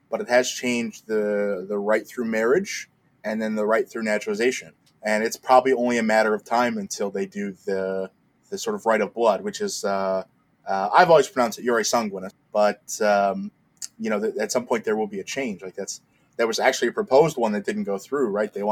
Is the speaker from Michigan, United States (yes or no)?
yes; Detroit, Michigan, United States; Um, 28 as of this recording. Uh, I'm from Detroit originally.